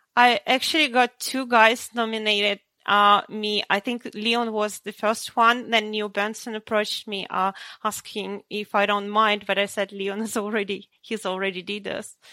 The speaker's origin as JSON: {"language": "English", "country": "Ukraine", "tie": "born or raised there", "also_born_or_lived": "Russia", "moved": "yes", "lives_now": "Sydney, Australia", "said": "I was born in Ukraine"}